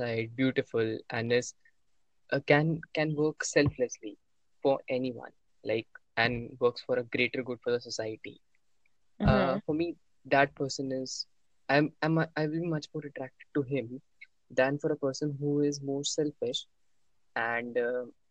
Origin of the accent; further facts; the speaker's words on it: New Delhi, Delhi, India; I'm from New Delhi